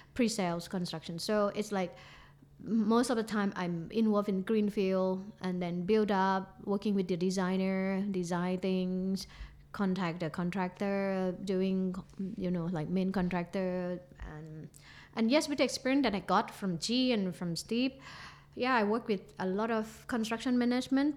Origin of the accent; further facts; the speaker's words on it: Phuket, Thailand; also born or lived in Qatar; I'm going to go back to my hometown